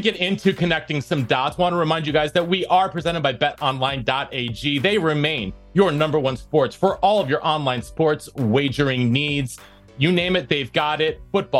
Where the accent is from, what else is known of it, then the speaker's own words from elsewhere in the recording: Hanover, New Hampshire, United States; moved away as an adult; also born or lived in Norwich, Vermont / Wisconsin; In my hometown of Hanover, New Hampshire, and Norwich, Vermont, across the river.